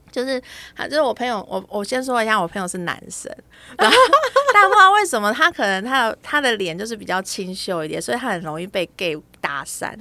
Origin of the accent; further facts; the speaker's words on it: Taiwan; 哎，八八六哦，那就我们台湾国码嘛